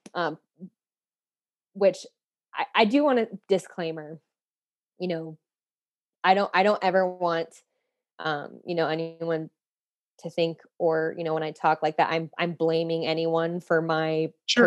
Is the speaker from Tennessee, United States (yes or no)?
no; Phoenix, Arizona, United States; I'm from Phoenix, Arizona. I'm a city girl